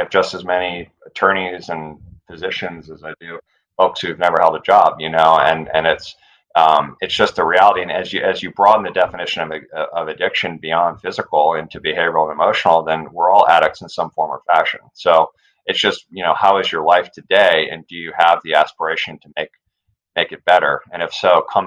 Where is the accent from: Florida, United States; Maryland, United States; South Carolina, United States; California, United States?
California, United States; Northern; now in San Diego, United States; I grew up on the West Coast here in California. I grew up in Northern California. I live in San Diego now with my family